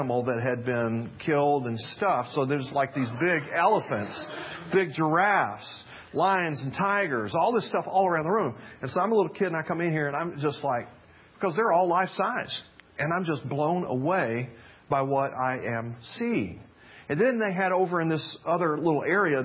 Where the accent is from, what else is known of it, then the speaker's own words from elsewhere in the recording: Memphis, Tennessee, United States; I grew up in Memphis, Tennessee